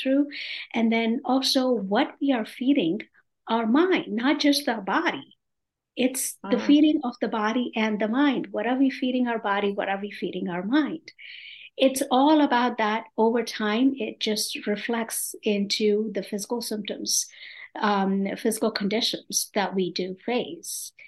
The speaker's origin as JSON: {"language": "English", "country": "India", "tie": "born or raised there", "also_born_or_lived": "New York, United States / North Carolina, United States", "moved": "as an adult", "lives_now": "Atlanta, United States", "said": "I am originally from India, born and brought up in a typical Indian family. I came to this country over 35 years ago"}